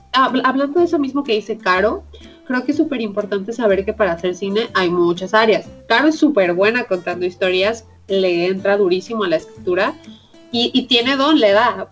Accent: Puerto Vallarta, Jalisco, Mexico; Yo soy de Puerto Vallarta

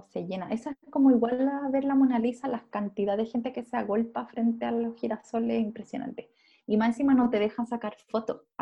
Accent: Chile; Soy chilena.

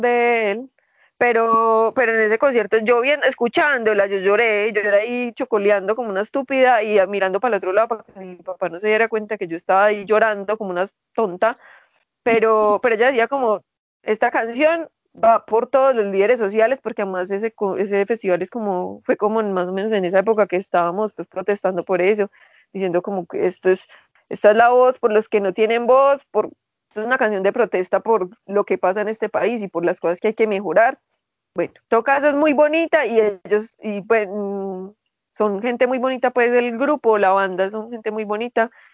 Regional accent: Colombia; seguimos siendo colombianos

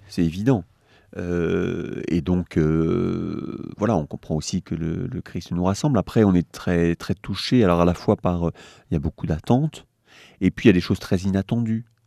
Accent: Le Mans, Pays de la Loire, France; also born or lived in Paris; j'ai grandi en Sarthe quand même, pour l'essentiel

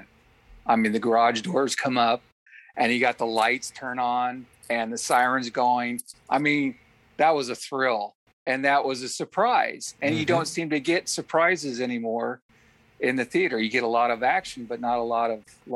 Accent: Pleasantdale, Nebraska, United States; also born or lived in Lincoln, Nebraska; I was born in Lincoln, Nebraska, which is Nebraska's capital city. Mm-hmm. When I was 11 years old, we moved to Pleasantdale, and that's the little town with a little over 200. And so I primarily did my growing up in a small town

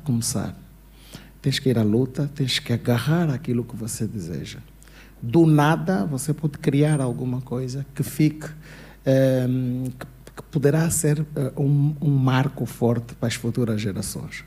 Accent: Luanda, Luanda Province, Angola; moved away as an adult; also born or lived in Portugal; eu nasci no Cazenga, uhum. cresci numa casa de pau a pique, yeah. depois saí do Cazenga

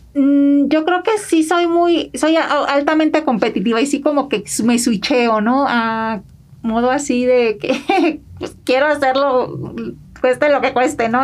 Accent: Villa Benito Juárez, Sinaloa, Mexico; moved away as an adult; now in United States; Yo soy de Sinaloa y crecí en un pueblo este chiquito que se llama Villa Benito Juárez

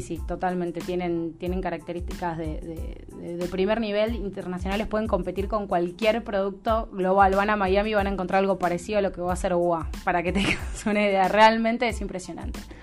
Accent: Buenos Aires, Argentina; moved away as an adult; now in Salta, Argentina; yo soy porteña, vivo en Salta hace dos años

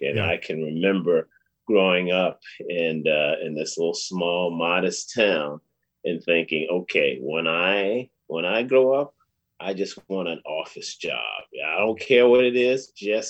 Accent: Lunenburg County, rural Virginia, United States; moved away; I'm a country boy. I was born and raised in a little small town in rural Virginia, a little town called Lunenburg County, population 1,200. My town, Cambridge, population 1,200.

